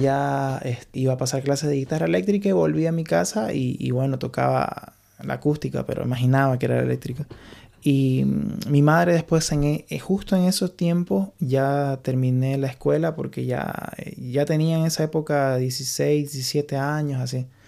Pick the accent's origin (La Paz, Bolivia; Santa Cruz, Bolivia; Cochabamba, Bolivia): Santa Cruz, Bolivia; Santa Cruz de la Sierra; moved away as an adult; also born or lived in Morón, Argentina; now in Ireland; Me crié en Bolivia, en Santa Cruz